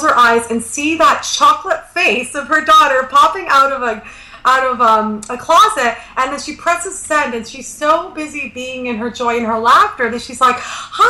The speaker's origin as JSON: {"language": "English", "country": "Canada", "said": "I'm Canadian"}